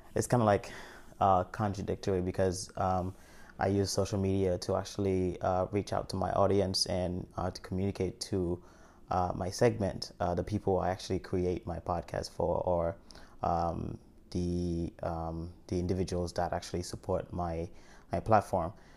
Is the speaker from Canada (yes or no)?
no; Haiti; moved away; I'm from Haiti and I survived an earthquake or came here and I was adopted